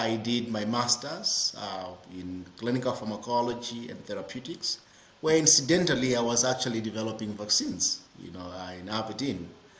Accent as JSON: {"language": "English", "country": "Zimbabwe", "tie": "born or raised there", "also_born_or_lived": "Scotland", "moved": "as an adult", "said": "I was born in Zimbabwe, and I'm still Zimbabwean, even though I've lived in 23 countries in Africa, doing supply chain and pharmacy and public health."}